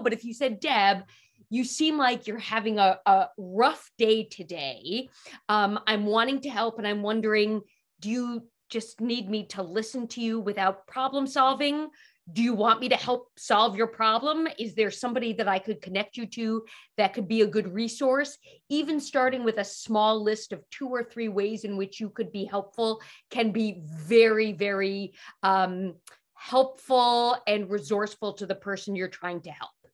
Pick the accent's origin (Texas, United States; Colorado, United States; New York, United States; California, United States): New York, United States; New York City; I grew up in Manhattan